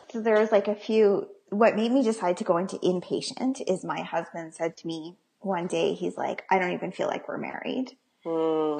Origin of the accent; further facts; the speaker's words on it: Calgary, Alberta, Canada; I'm from Calgary, um, Alberta